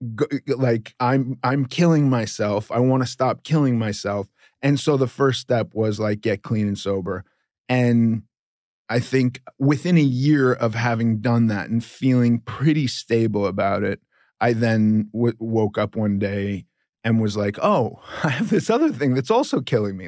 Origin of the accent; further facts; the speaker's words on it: Los Angeles, California, United States; I grew up in Los Angeles